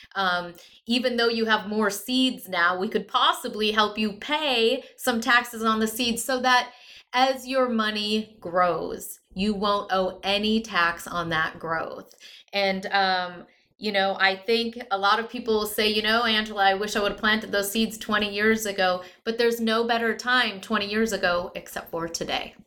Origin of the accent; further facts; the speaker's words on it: Midwest, United States; I come from the Midwest. Most of my family's in either North Dakota or Minnesota